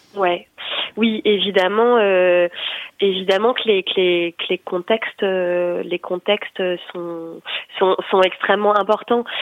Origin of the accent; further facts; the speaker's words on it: Brittany, France; J'ai grandi dans une dans une culture familiale anti-nucléaire aussi, euh, parce que je suis née en Bretagne